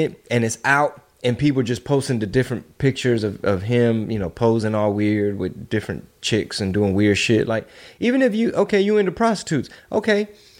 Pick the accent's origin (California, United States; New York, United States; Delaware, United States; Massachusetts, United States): Delaware, United States; I'm from Delaware.